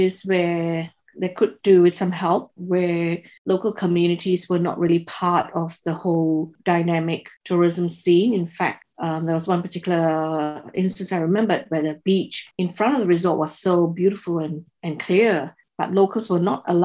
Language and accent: English; Singapore; moved away as an adult; now in Tasmania, Australia; I was born and raised in Singapore.